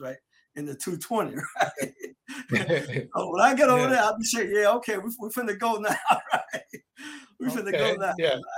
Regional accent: Delray Beach, Florida, United States; I'm from South Florida. I'm from a little place called Delray Beach down in Palm Beach County

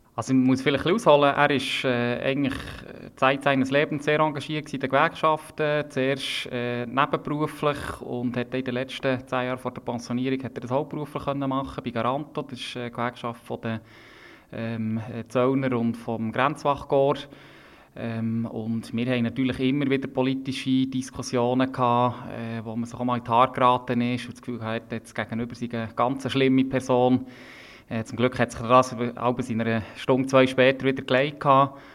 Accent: Bern, Switzerland; ist Bern nach wie vor meine Heimat und ich lebe gerne hier

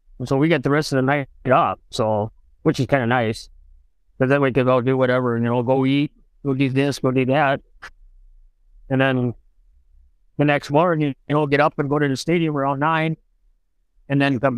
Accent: Wisconsin, United States; also born or lived in Nebraska; I was born in Nebraska. And I was 6 months old and we moved to Wisconsin. I've been in Wisconsin ever since

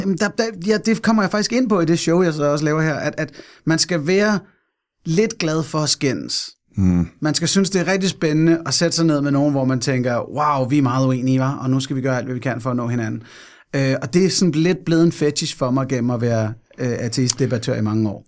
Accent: Fredensborg, Capital Region of Denmark, Denmark; jeg er født og opvokset i Fredensborg, Nordsjælland

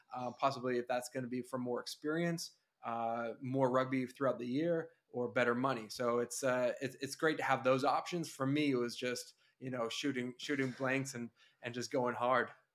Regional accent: Northern California, United States; we grew up in Northern California

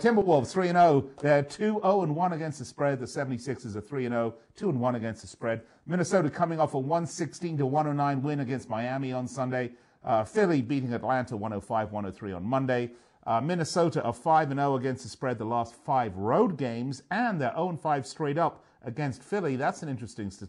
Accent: London, United Kingdom; moved away; London, my hometown

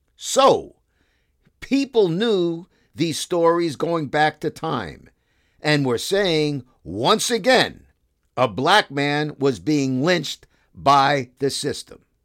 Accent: New York City, New York, United States; also born or lived in Bronx, New York; I'm from Brooklyn. Born in the Bronx, but raised in Brooklyn, Sheeps's Bay, Brooklyn.

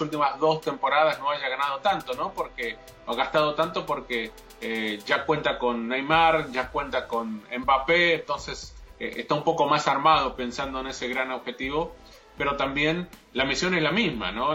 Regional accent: Argentina; yo como argentino

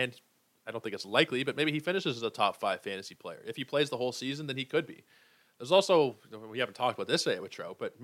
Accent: Toronto, Ontario, Canada; born and raised in Toronto

